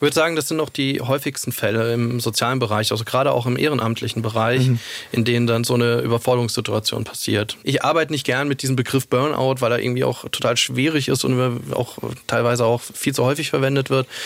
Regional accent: Saarland, Germany; moved away as an adult; also born or lived in Munich; ich komme aus dem Saarland mhm. und da ist meine Familie

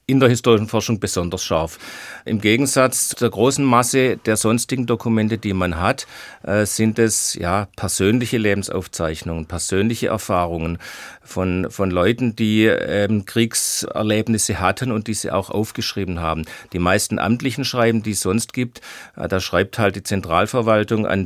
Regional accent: Rottweil, Baden-Württemberg, Germany; So kam ich dann äh, zunächst mal ins Stadtarchiv meiner Heimatstadt Rottweil.

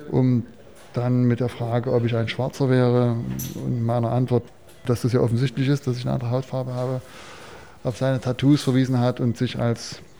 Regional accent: Chemnitz, Saxony, Germany; ich komme aus Karl-Marx-Stadt, aus Reichenbrand, aus, aus Chemnitz

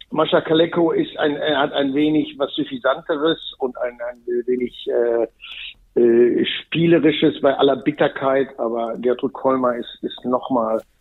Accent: North Rhine-Westphalia, Germany; Ich komme aus dem Ruhrgebiet, wir sind nicht sehr sensibel. Wir spielen bei jedem Wetter.

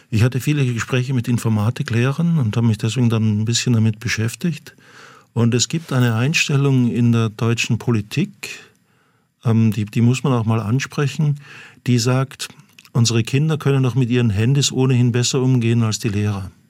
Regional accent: Austria; Ja, das, das ist für mich als Österreicher, jetzt darf ich mal die österreichische Karte sozusagen ziehen

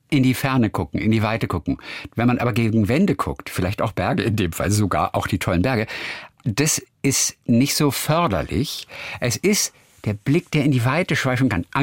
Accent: Schleswig-Holstein, Germany; also born or lived in Wedemark; now in Baden-Baden, Germany; aufgewachsen oder geboren bin ich in Norddeutschland

